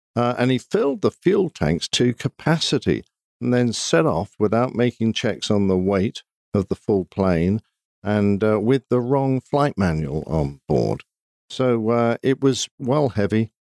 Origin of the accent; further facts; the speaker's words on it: United Kingdom; I'm British